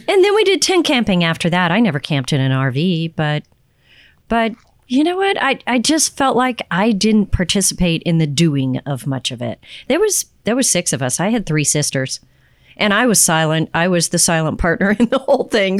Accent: Texas, United States; I'm from Texas

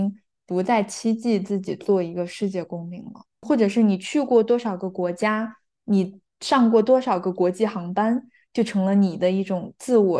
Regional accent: Huangshi, Hubei, China; now in California, United States; 我应该说我是住在 California 的哪个地方，加州哪个地方，还是说我来自中国的哪个城市？我我的家乡在湖北黄石市，你们绝对绝大多数人又不知道，那我说什么呢？我就犹豫了一下，然后我再说的是湖北，

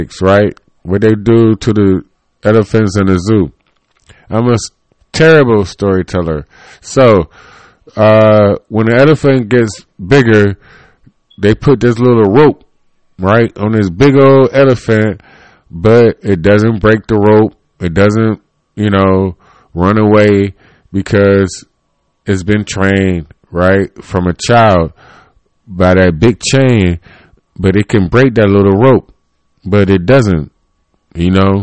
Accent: Cleveland, Ohio, United States; I was born in Cleveland, Ohio. And so I am like Cleveland, Ohio

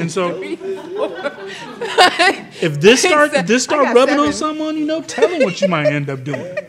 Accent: Oakland, California, United States; now in Atlanta, United States; I'm from Oakland, California, man.

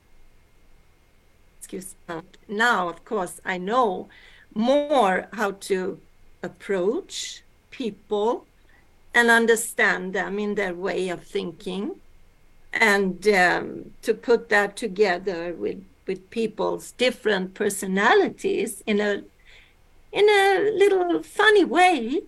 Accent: Sweden; also born or lived in Alaska, United States; yes, I am from Sweden. But I am born in America. In Alaska. So I came to Sweden when I was 2 years old.

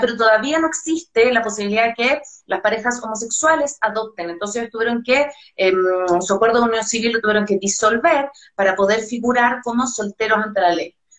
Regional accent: Chile; soy chilena

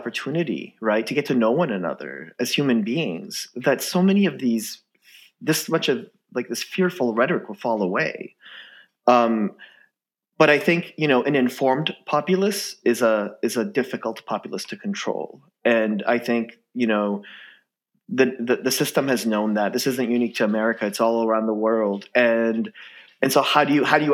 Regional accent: Massachusetts, United States; also born or lived in Iran / Indiana / Madison, Wisconsin; I grew up in Massachusetts. I went to school in Cambridge

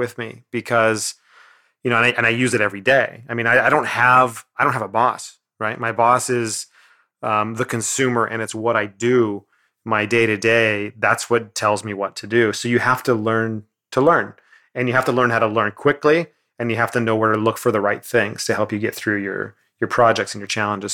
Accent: Grass Valley, California, United States; I'm from Grass Valley. I'm from this town of like nobody.

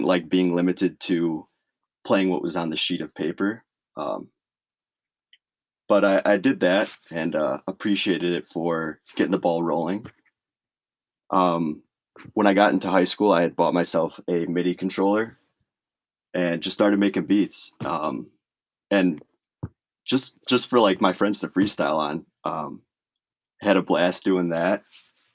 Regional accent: Chicago, Illinois, United States; I grew up around Chicago

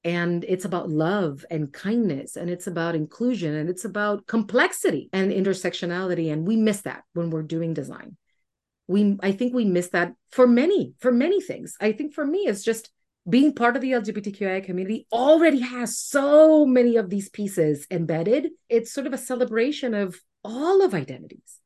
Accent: Puerto Rico; moved away as an adult; now in Washington, D.C., United States; I grew up in Puerto Rico, being deathly afraid of who I was

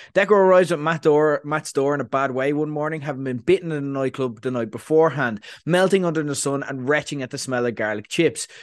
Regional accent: Ireland; we're Irish

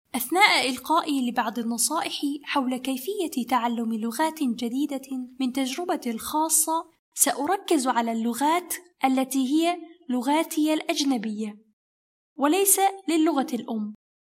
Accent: Egypt; first language Kazakh and Arabic; moved away as an adult; also born or lived in Kazakhstan / Turkey; أنا ولدت وترعرعت في مصر ووالداي من كازاخستان

